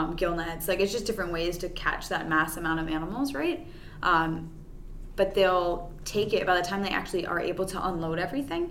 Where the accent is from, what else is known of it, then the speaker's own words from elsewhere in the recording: Miami, Florida, United States; moved away; I'm from Miami originally